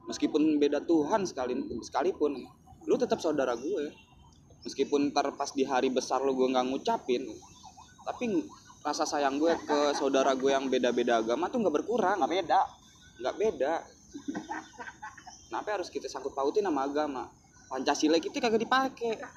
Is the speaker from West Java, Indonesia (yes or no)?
no; Jakarta, Indonesia; gue orang Betawi gue turun di seni gue orang seni